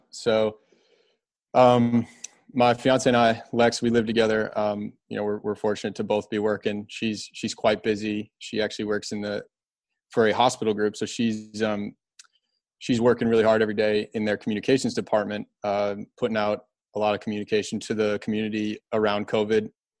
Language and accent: English; Kalamazoo, Michigan, United States; We used to go home all the time. I'm from Kalamazoo originally, and I really miss doing that.